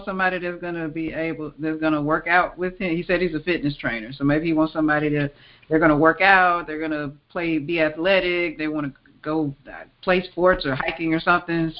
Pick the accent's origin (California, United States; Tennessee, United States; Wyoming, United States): Tennessee, United States; Memphis; I grew up in the Mid-South. I grew up in Memphis, Tennessee